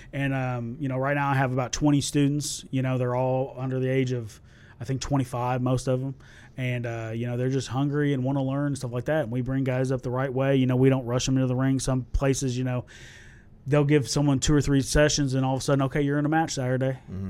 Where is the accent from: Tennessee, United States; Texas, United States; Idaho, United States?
Tennessee, United States; also born or lived in Centralia, Illinois / Salem, Illinois; I was born there, and we lived in Salem, Illinois, till I was about 5 mm-hmm. and then my family moved down here to Tennessee when I was about six.